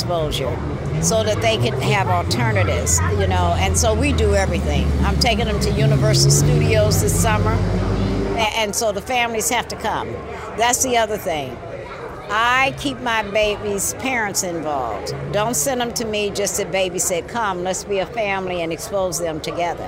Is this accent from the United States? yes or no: yes; the South, United States; now in San Francisco, United States; I grew up in the South, different environment